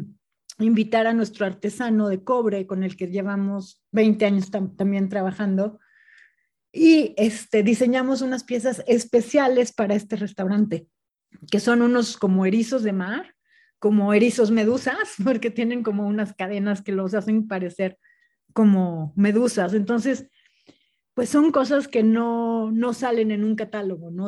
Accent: Puebla, Mexico; moved away; also born or lived in Monterrey / Guadalajara / Spain; yo soy de Puebla, me fui, viví en Monterrey, después Guadalajara

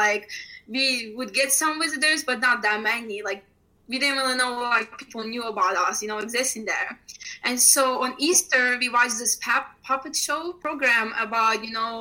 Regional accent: Ukraine; moved away; I grew up in Ukraine

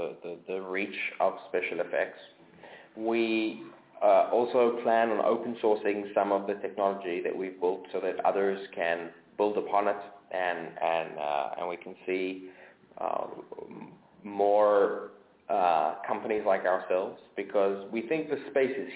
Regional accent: South Africa; moved away; I grew up in South Africa, and South Africa, when I was growing up, and still has massive capital controls

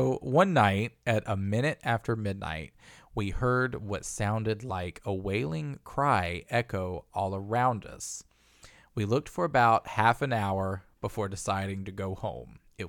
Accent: Kingman, Arizona, United States; So as a teen growing up in Kingman, which is where this area where this all takes place, Kingman is where Luana Canyon is.

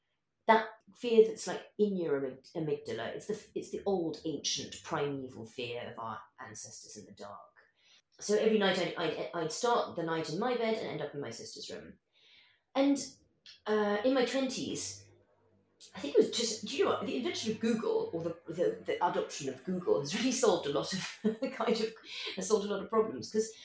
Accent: Madagascar; also born or lived in Kenya / Yemen / Morocco; when I was growing up in Madagascar and Kenya and Yemen and Morocco, Dartmoor was where we went every summer.

